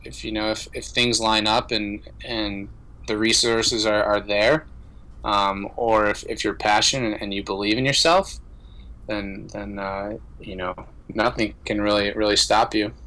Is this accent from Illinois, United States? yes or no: yes; Chicago, Illinois, United States; moved away; also born or lived in Montana; I grew up in Chicago